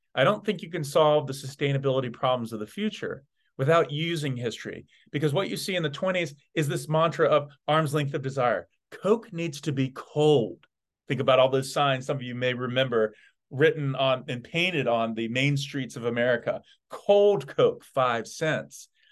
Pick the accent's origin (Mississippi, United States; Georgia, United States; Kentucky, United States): Georgia, United States; Atlanta; as a young kid growing up in Atlanta, Georgia